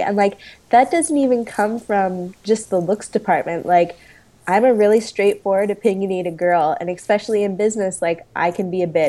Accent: Canada; I am Canadian.

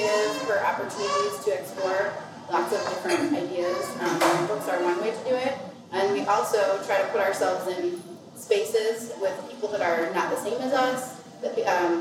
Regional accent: Minnesota, United States; moved away as an adult; also born or lived in Brooklyn, New York; my experience growing up in Minnesota, where I always felt like I didn't quite fit

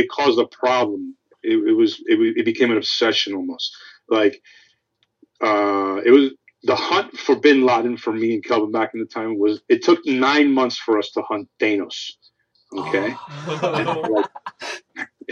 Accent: New York City, New York, United States; now in Los Angeles, United States; I'm from Queens too. I'm from Flushing

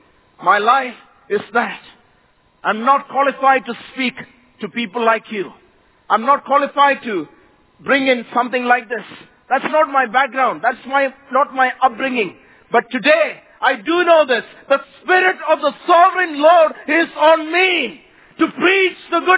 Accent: Kerala, India; first language Malayalam; English is a second language; moved away as an adult; now in Mumbai, India; I come from a very small village down south state of Kerala in India.

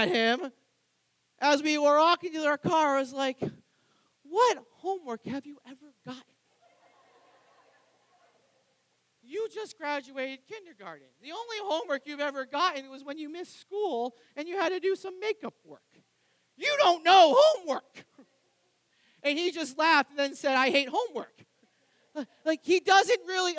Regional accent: New Hampshire, United States; moved away; I grew up in New Hampshire

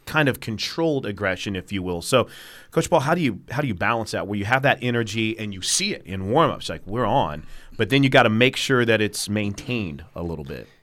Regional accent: St. Louis, Missouri, United States; moved away; I grew up in Saint Louis

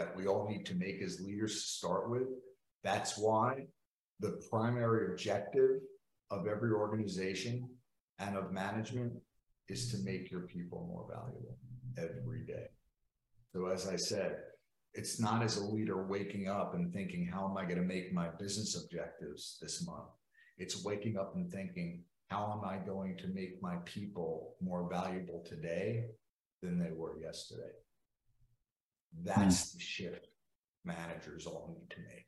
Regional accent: New York, United States; I'm from New York.

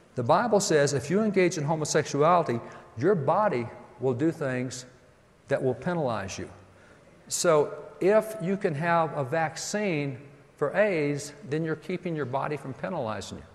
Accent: Texas, United States; I'm from Texas

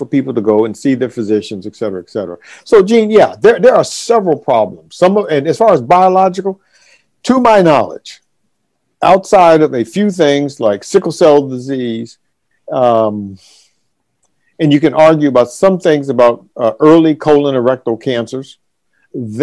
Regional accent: Washington, District of Columbia, United States; D.C., my hometown

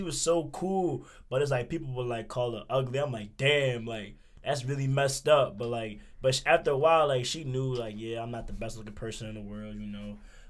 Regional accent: Philadelphia, Pennsylvania, United States; I was from Philly

